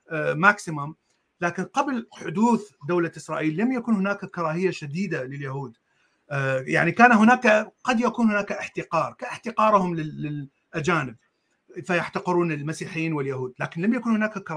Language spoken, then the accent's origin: Arabic; Iraq; born there; also born or lived in Jordan / United States; انا ولدت بالعراق وعشت بالاردن وعشت بامريكا